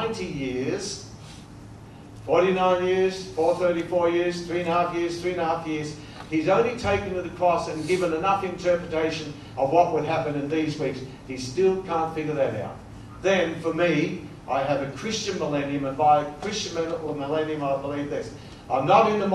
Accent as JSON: {"language": "English", "country": "Australia", "said": "being an Australian"}